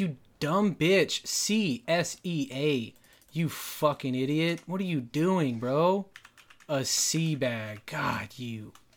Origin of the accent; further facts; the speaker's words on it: Dallas, Texas, United States; moved away; Dallas, my hometown